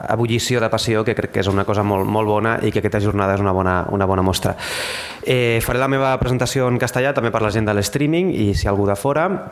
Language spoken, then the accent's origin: Catalan; Tarragona, Catalonia, Spain; born or raised there; moved away